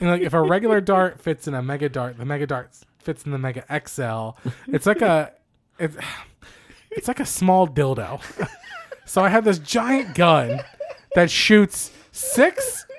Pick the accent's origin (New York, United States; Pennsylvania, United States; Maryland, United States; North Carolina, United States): Pennsylvania, United States; Philadelphia; we're from Philly and we love Gritty